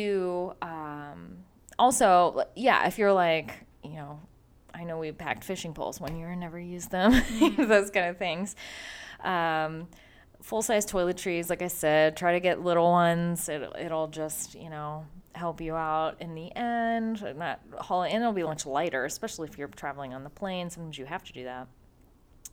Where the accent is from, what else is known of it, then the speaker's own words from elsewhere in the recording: Midwest, United States; we're from the Midwest